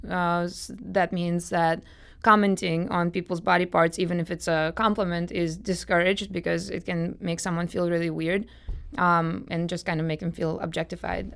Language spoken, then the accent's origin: English; Moscow, Russia; now in St. Louis, United States; I'm from Moscow, Russia myself